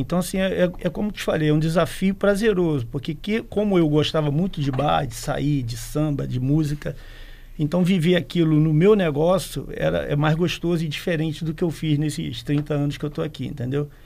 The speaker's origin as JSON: {"language": "Portuguese", "region": "Rio de Janeiro", "country": "Brazil", "also_born_or_lived": "Espírito Santo", "moved": "as an adult", "lives_now": "Vila Velha, Brazil", "said": "desde que eu cheguei aqui no, no, estado, que eu sou do Rio de Janeiro, tem 30 anos"}